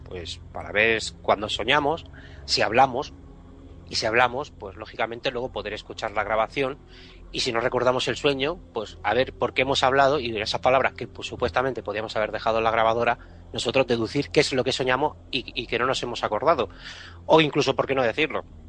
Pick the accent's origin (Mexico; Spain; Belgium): Spain; Catalonia; como catalán que soy